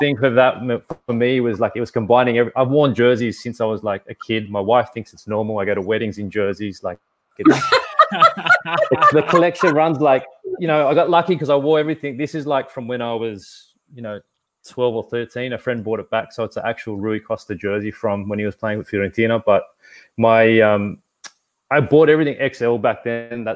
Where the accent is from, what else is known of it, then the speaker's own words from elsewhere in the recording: Sydney, New South Wales, Australia; where I grew up, in a suburb where I grew up in Lakemba.